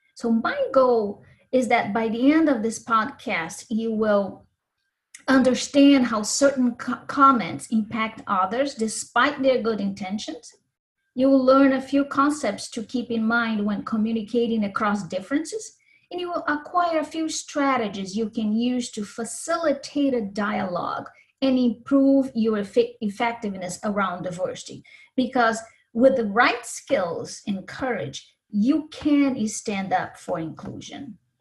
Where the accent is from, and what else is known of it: Brazil; born or raised there; also born or lived in Minnesota / Spain / Ukraine / Japan; now in United States